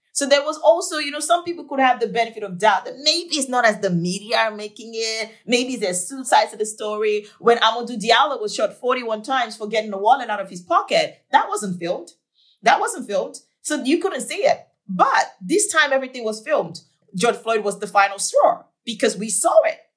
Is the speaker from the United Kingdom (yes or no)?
no; Nigeria; now in United States; I'm from Nigeria